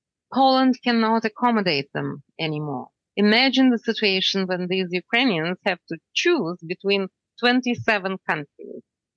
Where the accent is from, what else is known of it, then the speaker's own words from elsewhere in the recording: Canada; I would tell them. I would tell them that I'm from Canada.